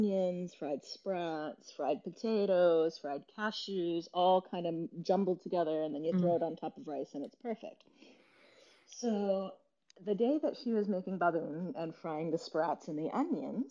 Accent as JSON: {"language": "English", "town": "Gastonia", "region": "North Carolina", "country": "United States", "tie": "born or raised there", "also_born_or_lived": "Boston, Massachusetts", "moved": "yes", "lives_now": "Lexington, Kentucky, United States", "said": "I grew up in Gastonia, North Carolina"}